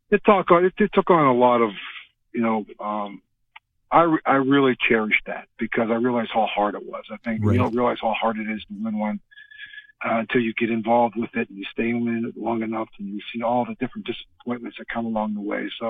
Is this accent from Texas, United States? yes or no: no; Western Pennsylvania, United States; growing up in Western Pennsylvania